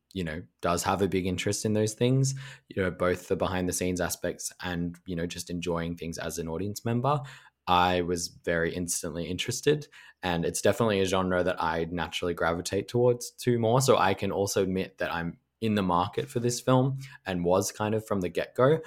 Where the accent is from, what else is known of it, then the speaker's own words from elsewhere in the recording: Melbourne, Victoria, Australia; my hometown of Melbourne